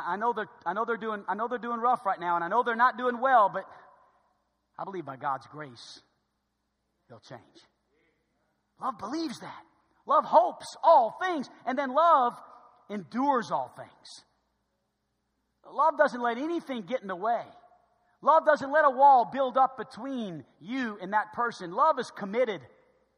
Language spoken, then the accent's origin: English; New Orleans, Louisiana, United States; I was growing up in New Orleans